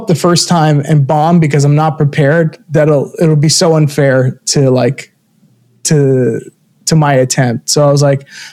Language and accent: English; Florida, United States; moved away as an adult; also born or lived in Brooklyn, New York; now in New York, United States; I grew up in, I was born in Brooklyn, moved to Florida, raised there